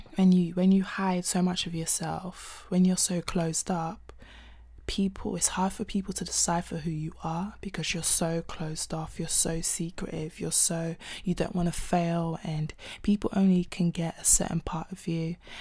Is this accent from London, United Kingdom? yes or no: yes; London, United Kingdom; also born or lived in Nigeria; I'm a singer-songwriter from South London